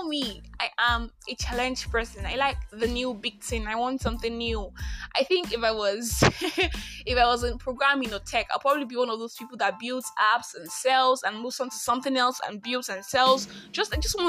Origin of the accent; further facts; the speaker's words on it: Nigeria; I am Christian. I am Nigerian